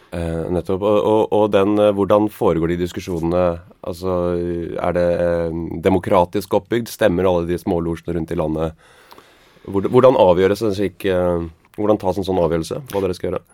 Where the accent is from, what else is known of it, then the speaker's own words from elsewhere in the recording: Grimstad, Agder, Norway; Jeg kommer fra Fevik i Grimstad